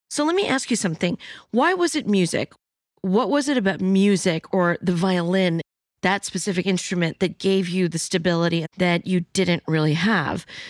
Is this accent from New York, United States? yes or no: yes; New York City, New York, United States; I'm Chinese and Cantonese, but I was born in New York City.